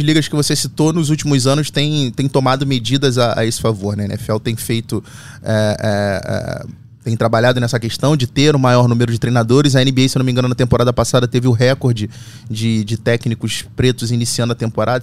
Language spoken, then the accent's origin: Portuguese; Rio de Janeiro, Brazil; vim de Bento Ribeiro subúrbio do Rio de Janeiro.